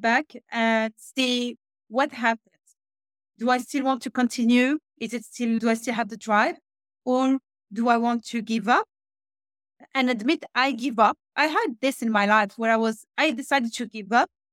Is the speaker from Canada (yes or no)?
no; Switzerland; moved away as an adult; also born or lived in Morocco; now in Norway; I'm born in Morocco. I grew up in Switzerland, where I used to work in private banking and wealth management